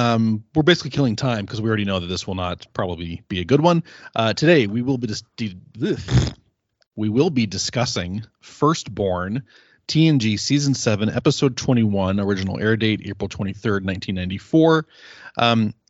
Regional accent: Delaware, United States; Hi, I'm from Delaware.

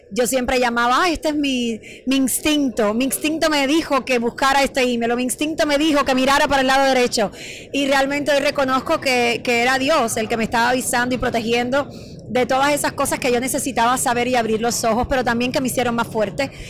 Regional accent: Cuba; moved away as an adult; Mira, Cuba, imagínate, mi país natal, eh, vine ya grande, vine de 21 años, tengo ahora 44.

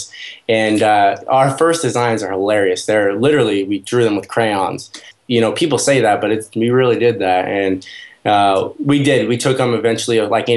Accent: the Northwest, Pacific Northwest, United States; I'm from the Northwest in the United States

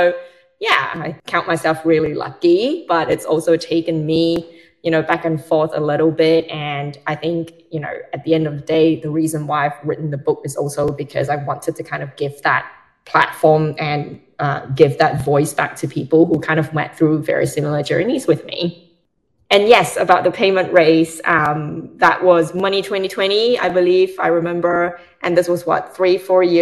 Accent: Australia; moved away as an adult; now in United Kingdom; I was originally from Australia, came over

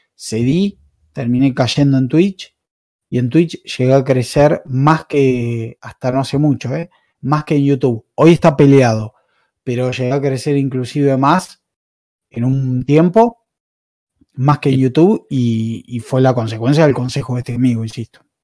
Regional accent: Argentina; soy de Argentina

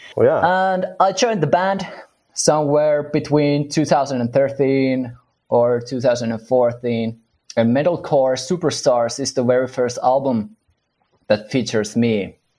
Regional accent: Finland; we're from Finland

